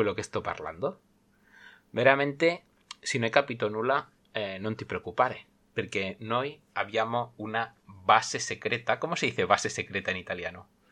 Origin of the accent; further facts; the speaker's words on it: Sabadell, Catalonia, Spain; first language Spanish; soy madre lengua español, nacido en Barcelona, bueno, nacido en Sabadell, provincia de Barcelona, y vivo en Cataluña